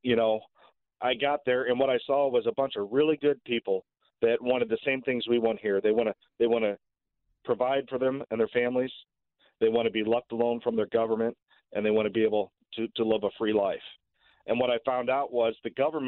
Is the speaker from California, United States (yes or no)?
no; St. Louis, Missouri, United States; also born or lived in Richmond Heights, Missouri; I grew up basically on the St. Louis City, Richmond Heights border. I attended grade school in Richmond Heights